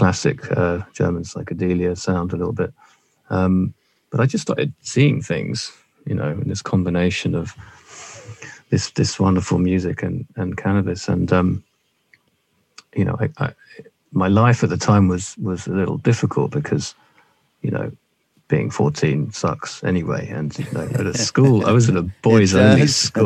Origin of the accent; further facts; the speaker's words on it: London, United Kingdom; I was born in South London to a loving middle class family